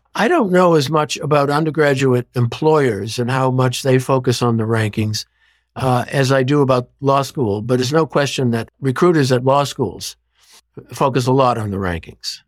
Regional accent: Boston, Massachusetts, United States; growing up in Boston

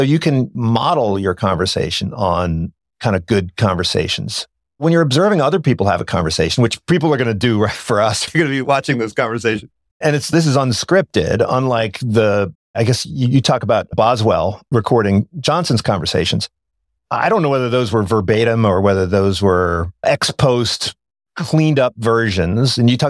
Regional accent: Ireland; And so I love that quote because I'm Irish and I don't write.

